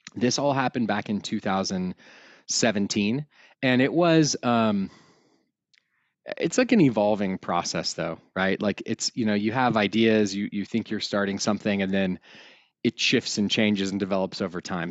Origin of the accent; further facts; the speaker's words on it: outside of Austin, Texas, United States; now in Colorado, United States; I was raised outside of Austin, Texas